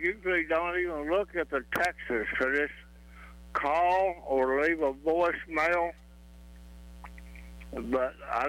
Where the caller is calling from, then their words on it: Arapahoe, Oklahoma, United States; from Arapahoe.